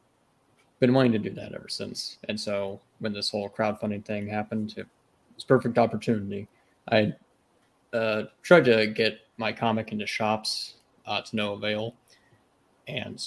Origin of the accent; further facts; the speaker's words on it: Midwest, United States; I grew up in the Midwest